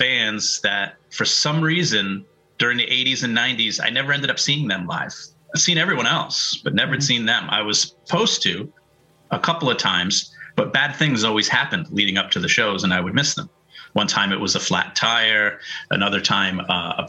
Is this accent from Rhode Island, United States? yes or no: yes; Pawtucket, Rhode Island, United States; also born or lived in Providence, Rhode Island / Narragansett, Rhode Island / Cranston, Rhode Island; I was born and grew up in Pawtucket, Rhode Island